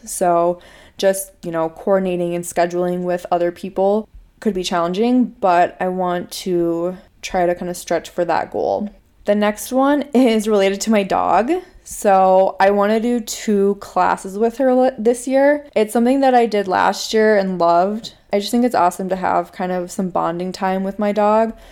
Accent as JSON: {"language": "English", "region": "Minnesota", "country": "United States", "tie": "born or raised there", "accent": "Minnesota", "said": "My family is originally from Chicago, but I grew up in Minnesota. I went to college in Minnesota, and I live in Minnesota now"}